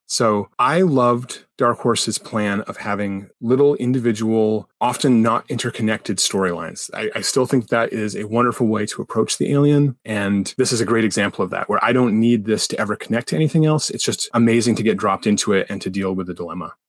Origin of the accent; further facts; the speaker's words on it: United States; as an American